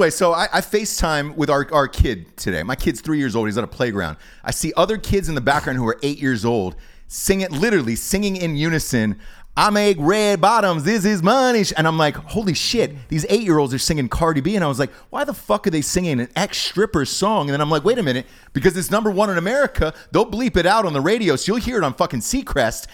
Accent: Atlanta, Georgia, United States; I'm from Atlanta.

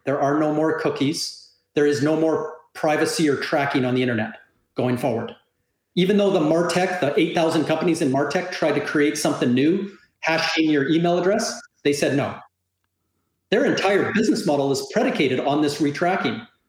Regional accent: Canada; moved away as an adult; now in South Florida, United States; I'm a Canadian living in Southern Florida

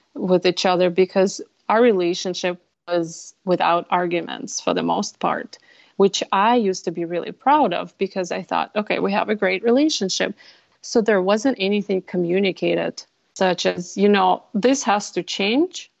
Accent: Russia; now in Minnesota, United States; I'm originally from Russia. I spent half of my life, my first part of my life in Russia, and half here in Minnesota.

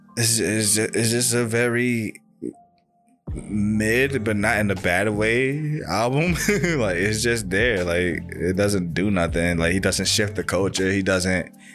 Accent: New York City, New York, United States; we're all from Brooklyn

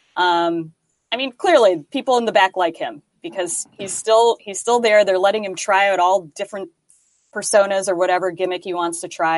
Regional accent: United States; as an American fan

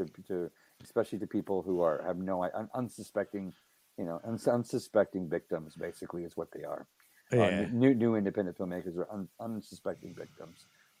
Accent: Helotes, Texas, United States; also born or lived in San Antonio; I was born in San Antonio, and then I grew up in Helotes, Texas.

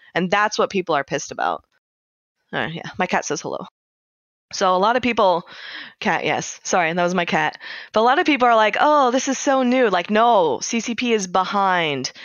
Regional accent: United States; as an American

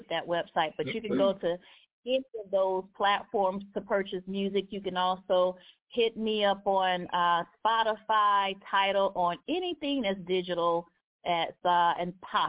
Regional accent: Birmingham, Alabama, United States; now in Atlanta, United States; I am excited to be going back to my hometown of Birmingham, Alabama.

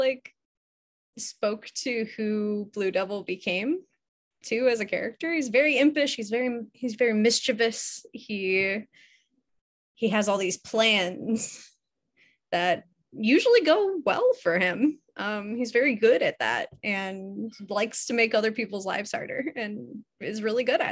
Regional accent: Chicago, Illinois, United States; moved away; I'm from Chicago originally.

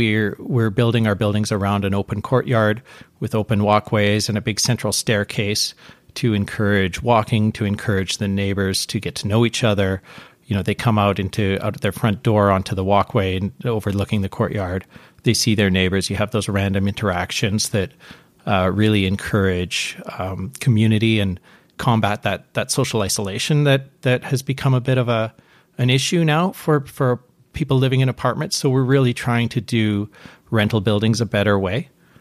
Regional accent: Ladner, British Columbia, Canada; I'm born and raised in the Lower Mainland, grew up in Ladner, South Delta, graduated from Delta Secondary School.

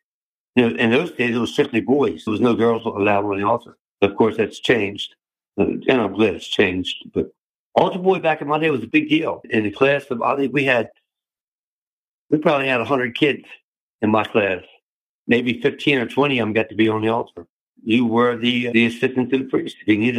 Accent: Lansdowne, Maryland, United States; also born or lived in Baltimore, Maryland; I was born in Baltimore City on Lemon Street, which is a street that runs perpendicular to Lombard and Pratt. We moved out into Lansdowne in 1958. Lansdowne in 58 was country.

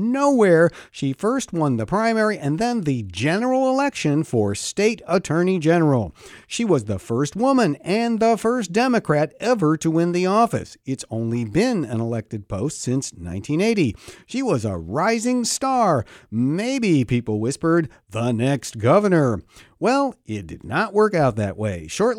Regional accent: Pennsylvania, United States; my home state of Pennsylvania

